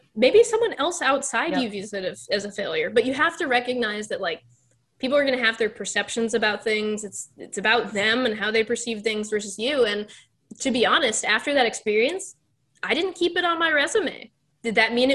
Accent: Texas, United States; also born or lived in Pittsburgh, Pennsylvania; now in Florida, United States; I'm originally from Texas

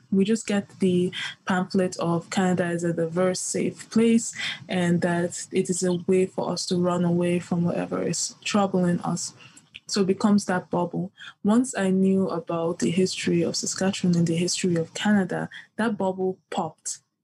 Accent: Nigeria; moved away; I come from the Yoruba tribe in Nigeria

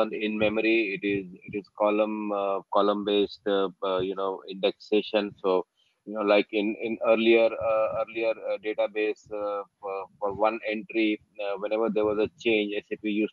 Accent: Mumbai, Maharashtra, India; now in United States; I am actually originally from Mumbai, but right now I'm in US

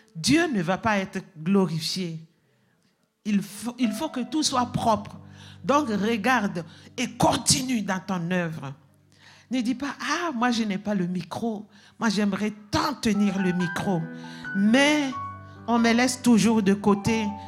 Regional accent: Burkina Faso; moved away; chez nous, au Burkina Faso

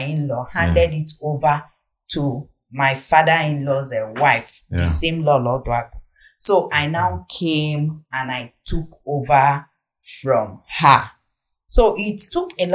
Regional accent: Nnewi, Anambra, Nigeria; also born or lived in Achina, Anambra State; I'm from Nnewi in Anambra State, where my husband is from Achina in the same Anambra State.

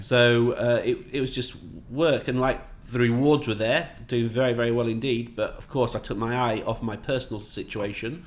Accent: Yorkshire and the Humber, United Kingdom; also born or lived in Northamptonshire / Manchester; now in Dubai, United Arab Emirates; I'm from Yorkshire

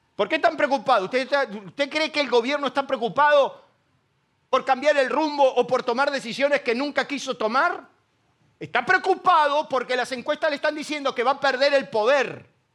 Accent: Isidro Casanova, Buenos Aires Province, Argentina; now in Ramos Mejía, Argentina; Yo soy de Casanova, quiero que quede bien claro. Circunstancialmente estoy en Ramón Mejía.

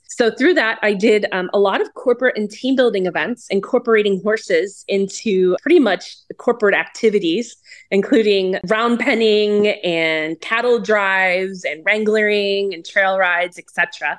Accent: Pittsburgh, Pennsylvania, United States; also born or lived in Cleveland, Ohio; now in Scottsdale, United States; I grew up in Pittsburgh and then we moved to Cleveland. My dad was in the steel industry and so he retired in Arizona. And I ended up following my parents out here in the early 2000s

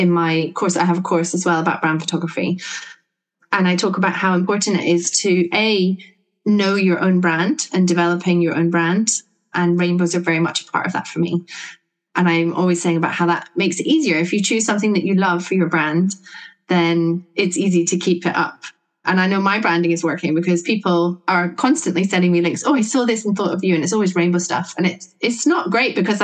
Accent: Scotland, United Kingdom; now in Sussex, United Kingdom; I'm based in Sussex, right down the bottom of the UK, but I grew up in Scotland

